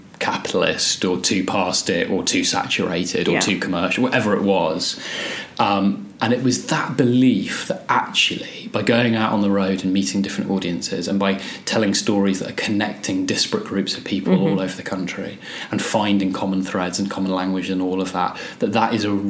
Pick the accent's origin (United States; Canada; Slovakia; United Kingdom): United Kingdom; Scotland; moved away as an adult; now in Birmingham, United Kingdom; Now I've obviously lost my Scottish accent. And it was something, being English was used as an enormous insult where I was. And it was something that I'd only moved to England when I was 18 and went to uni down here in Birmingham.